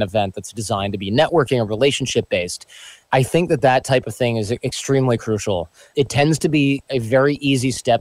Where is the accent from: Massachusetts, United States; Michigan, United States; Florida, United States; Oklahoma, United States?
Michigan, United States; born or raised there